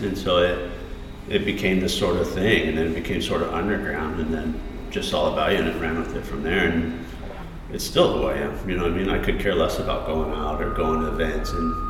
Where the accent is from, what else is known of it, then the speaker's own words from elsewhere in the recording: Colorado, United States; Colorado's cool, you know. I grew up there. I was the only one in my family not born in California. So we had a lot of California ties.